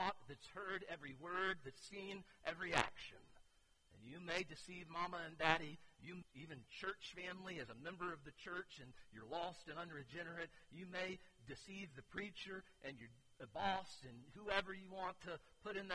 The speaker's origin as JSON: {"language": "English", "town": "Keystone Heights", "region": "Florida", "country": "United States", "tie": "born or raised there", "said": "I grew up here in Keystone."}